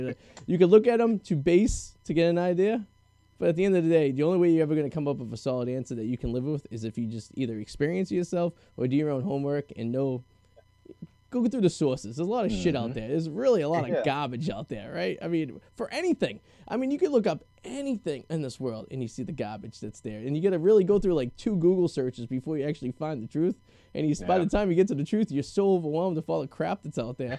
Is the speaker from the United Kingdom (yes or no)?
no; Boston, Massachusetts, United States; Adam and I grew up in the Boston area